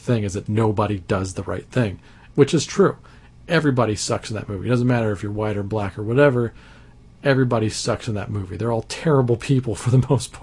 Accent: Abilene, Texas, United States; also born or lived in Dallas-Fort Worth area, Texas; I grew up in Abilene, Texas, which is a small town by big town standards

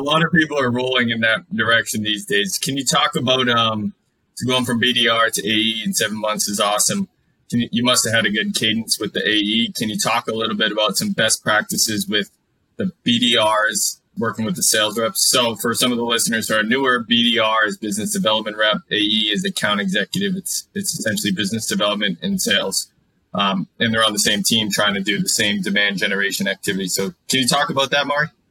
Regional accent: Mansfield, Massachusetts, United States; I grew up in Mansfield, Massachusetts, went to Mansfield High

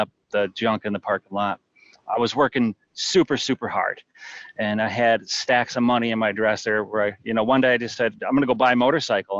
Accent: Jackson, Michigan, United States; moved away as an adult; I grew up in Jackson, Michigan

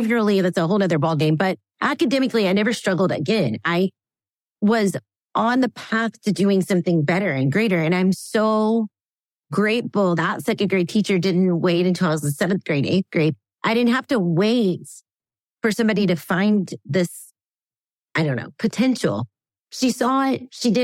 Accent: the South, United States; I grew up in the South

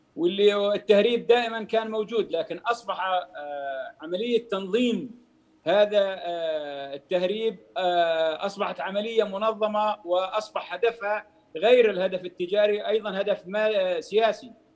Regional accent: Jordan; إحنا بالأردن

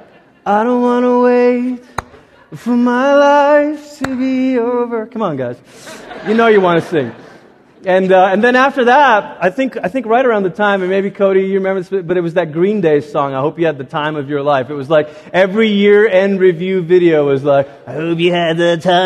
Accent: Malaysia; also born or lived in Portland, Oregon, United States; growing up in Malaysia

